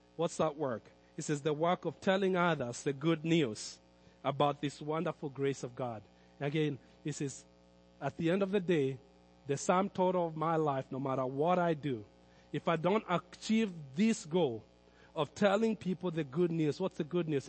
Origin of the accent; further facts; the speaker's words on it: Kenya; Growing up in Kenya